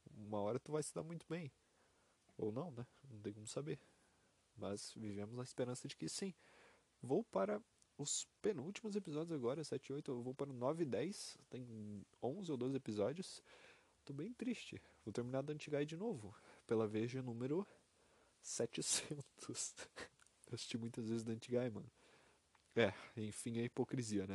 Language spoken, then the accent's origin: Portuguese; Brazil; sou brasileiro, PTBR.